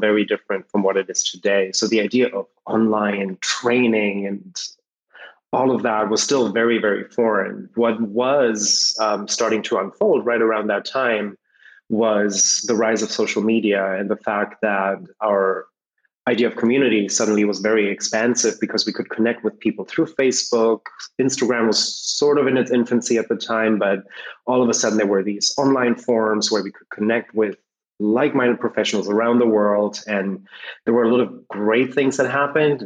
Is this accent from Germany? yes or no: yes; Germany; I'm born and raised in Germany